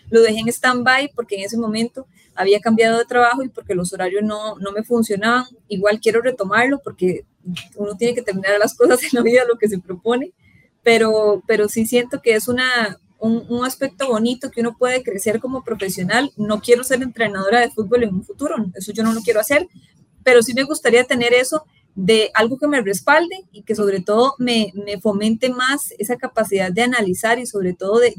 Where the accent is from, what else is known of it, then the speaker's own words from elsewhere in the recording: Colombia; moved away as an adult; yo salí de Colombia en el 2015 y ya para mí llegar a, o sea, a la extra, hacer lo que a mí me gustara y en este caso que era deportes específicamente, para mí fue un gran sueño